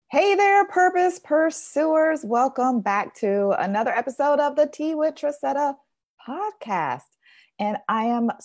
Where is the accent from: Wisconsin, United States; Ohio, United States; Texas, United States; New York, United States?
Texas, United States; I know that you are from my home state. I believe everything is better in Texas.